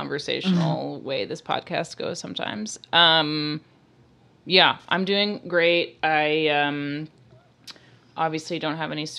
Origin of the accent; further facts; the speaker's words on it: New York City, New York, United States; I'm from New York City, and sometimes we drink 50-50 martinis.